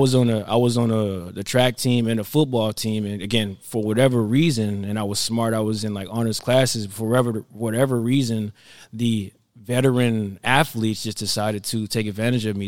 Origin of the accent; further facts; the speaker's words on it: Florida, United States; also born or lived in New York; me growing up in Florida